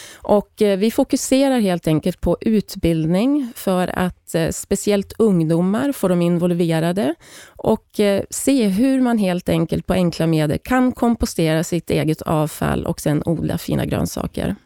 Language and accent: Swedish; Hälsingland, Gävleborg County, Sweden; moved away as an adult; now in South Africa; Jag är född och uppvuxen i Hälsingland